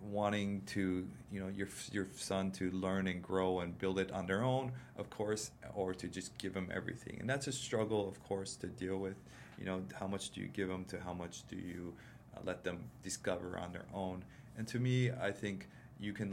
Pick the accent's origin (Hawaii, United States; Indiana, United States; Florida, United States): Hawaii, United States; Big Island; I grew up on the Big Island with my dad